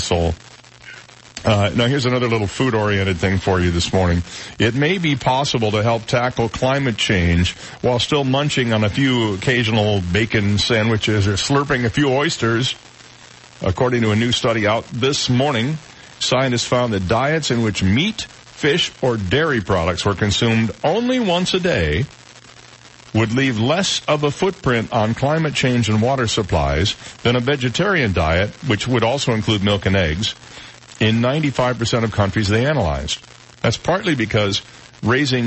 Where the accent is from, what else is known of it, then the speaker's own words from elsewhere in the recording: Midwest, United States; moved away; When I grew up in the Midwest